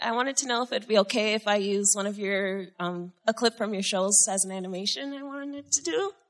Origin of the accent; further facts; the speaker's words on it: New Jersey, United States; I'm from New Jersey.